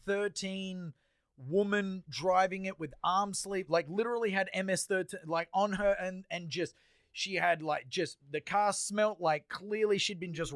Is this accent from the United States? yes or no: no; Australia; because I'm Australian